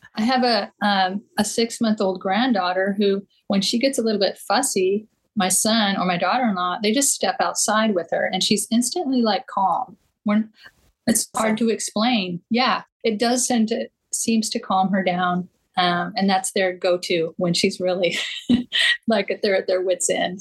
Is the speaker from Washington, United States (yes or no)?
yes; Eastern Washington, United States; moved away; Growing up in Eastern Washington, um, right where the Snake River meets the Columbia River